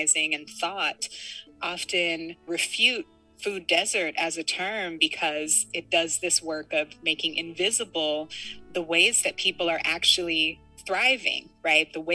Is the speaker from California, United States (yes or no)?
yes; San Francisco, California, United States; I was born and raised in San Francisco